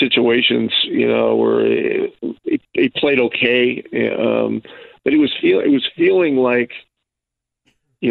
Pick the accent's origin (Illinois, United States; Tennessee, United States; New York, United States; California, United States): New York, United States; Ogdensburg; now in Indianapolis, United States; my hometown in Ogdensburg